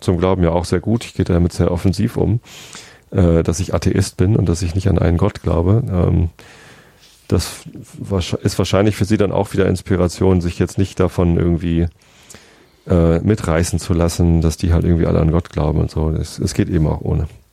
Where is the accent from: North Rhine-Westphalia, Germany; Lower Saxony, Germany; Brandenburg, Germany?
Lower Saxony, Germany; also born or lived in Hamburg; Ich bin Niedersachse. Äh, ich bin auch in Niedersachsen aufgewachsen.